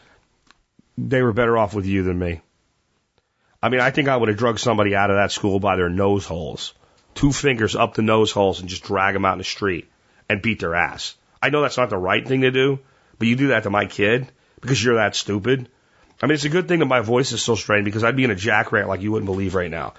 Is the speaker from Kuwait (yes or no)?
no; Pennsylvania, United States; moved away; growing up in Pennsylvania, even though I grew up there in the 80s